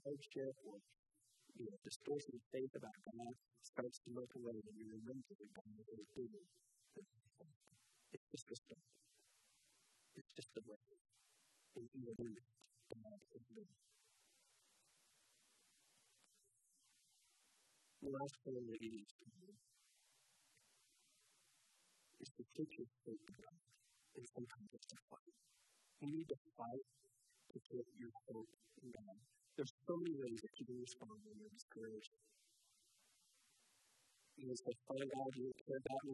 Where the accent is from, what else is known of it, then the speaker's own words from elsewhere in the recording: Daytona Beach, Florida, United States; I grew up in Daytona Beach, and I surfed